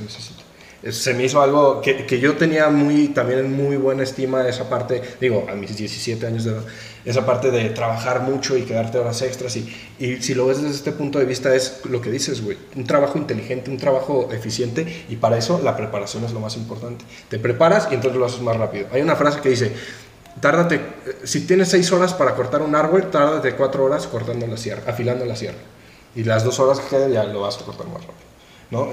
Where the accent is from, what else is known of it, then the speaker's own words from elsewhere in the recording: Mexico; Como mexicanos